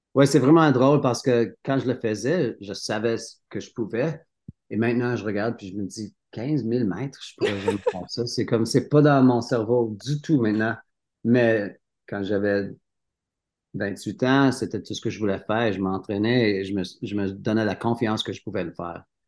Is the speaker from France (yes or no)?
no; Sutton, Quebec, Canada; French is a second language; moved away as an adult; also born or lived in Cowansville, Quebec / Sherbrooke, Quebec / Canmore, Alberta; now in Revelstoke, Canada; j'étais né à Cowansville, au Québec. oui. Mon enfance, était à Sutton, Sutton, Québec